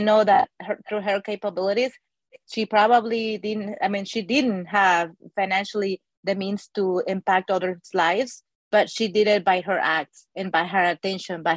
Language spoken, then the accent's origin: English; Mexico City, Mexico; moved away as an adult; also born or lived in Austin, Texas; now in United States; I grew up in Mexico City.